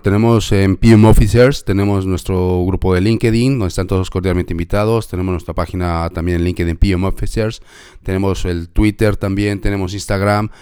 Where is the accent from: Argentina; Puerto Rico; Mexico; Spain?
Mexico; yo soy de México y en México decimos como la del payasito